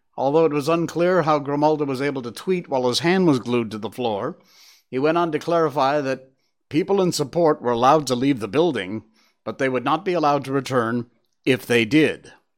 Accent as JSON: {"language": "English", "region": "Connecticut", "country": "United States", "tie": "born or raised there", "said": "that's my home state"}